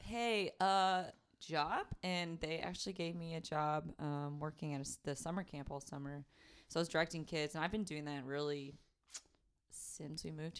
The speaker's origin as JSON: {"language": "English", "town": "Houston", "region": "Texas", "country": "United States", "also_born_or_lived": "North Austin", "lives_now": "Austin, United States", "said": "I'm from Houston, too"}